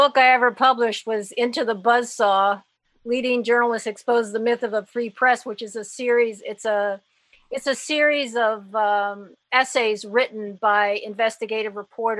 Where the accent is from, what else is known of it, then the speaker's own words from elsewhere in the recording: Haiti; Look, I was brought up in Haiti under Papa Doc, okay?